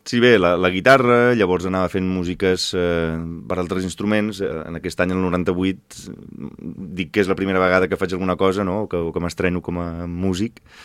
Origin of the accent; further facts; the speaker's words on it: Valencia, Valencian Community, Spain; now in Arenys, Spain; jo sóc nascut a València